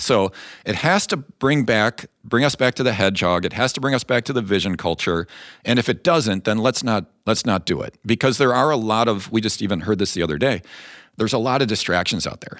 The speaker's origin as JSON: {"language": "English", "town": "Chicago", "region": "Illinois", "country": "United States", "tie": "born or raised there", "moved": "yes", "said": "I grew up outside Chicago"}